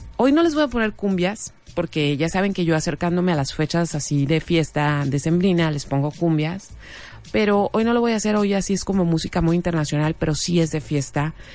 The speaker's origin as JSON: {"language": "Spanish", "country": "Mexico"}